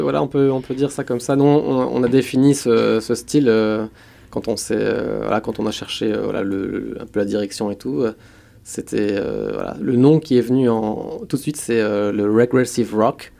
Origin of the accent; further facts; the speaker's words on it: Metz, Grand Est, France; j'ai grandi à Metz